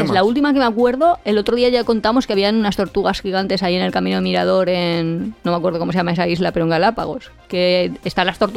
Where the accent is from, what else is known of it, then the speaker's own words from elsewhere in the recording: Valencian Community, Spain; Es que somos valencianos, entonces mm, no lo vivimos